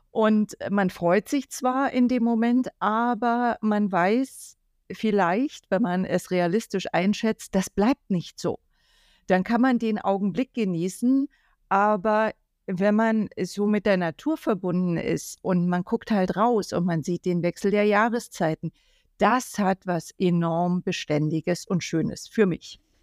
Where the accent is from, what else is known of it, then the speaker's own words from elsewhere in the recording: Germany; ich bin ja aus der DDR